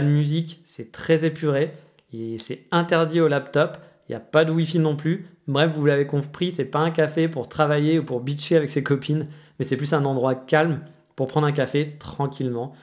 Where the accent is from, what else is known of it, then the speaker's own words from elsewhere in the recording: France; moved away; also born or lived in Kyoto, Japan; On est français